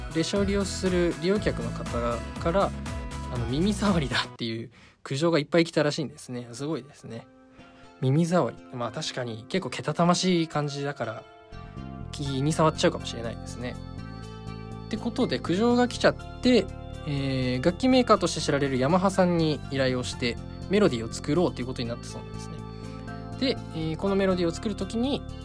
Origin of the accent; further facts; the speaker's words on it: Nagano, Japan; moved away as an adult; 私長野はですねあの出身が長野の田舎でして